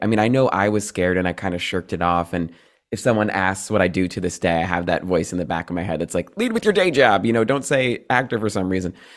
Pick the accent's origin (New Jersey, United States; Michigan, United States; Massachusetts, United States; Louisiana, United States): New Jersey, United States; I'm a Jersey boy